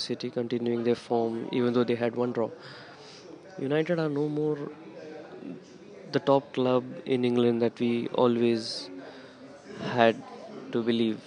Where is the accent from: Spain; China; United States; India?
India; I'm from India